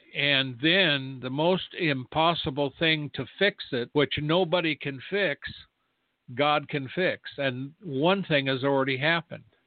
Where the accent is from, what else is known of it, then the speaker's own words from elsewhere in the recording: United States; I'm an American who is a watchman